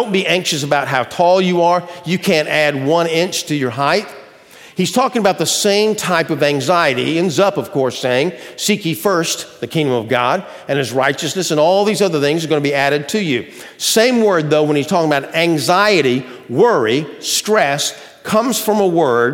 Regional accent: Athens, Georgia, United States; moved away; my old hometown of Athens, Georgia

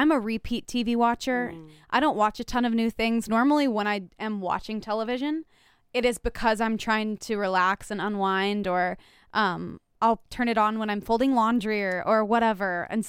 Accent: the South, United States; I don't know if it's because I'm a Southerner.

